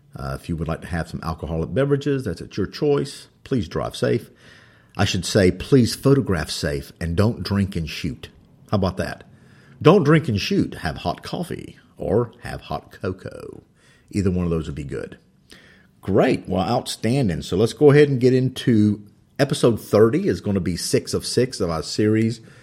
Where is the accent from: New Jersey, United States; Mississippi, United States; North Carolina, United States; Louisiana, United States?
North Carolina, United States; English is my second language. I think I'm doing pretty good of it being from North Carolina.